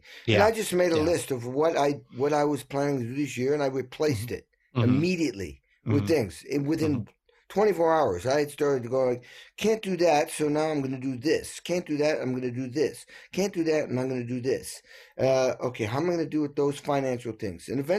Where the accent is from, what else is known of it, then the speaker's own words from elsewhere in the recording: New England, United States; I grew up in New England and like an old dairy farm, and there was nothing to watch on TV.